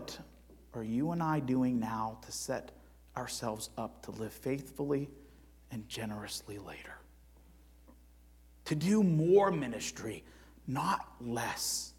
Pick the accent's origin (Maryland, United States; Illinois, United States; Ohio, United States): Ohio, United States; Cleveland; I'm from Cleveland